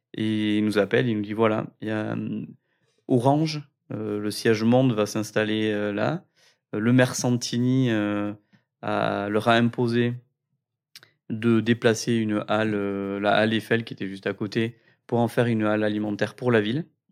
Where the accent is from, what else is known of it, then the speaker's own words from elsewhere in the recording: Cambo-les-Bains, Nouvelle-Aquitaine, France; On vient de Cambourg-les-Bains